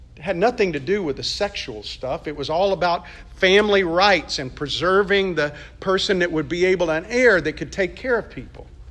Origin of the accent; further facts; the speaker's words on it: Mississippi, United States; grew up in Mississippi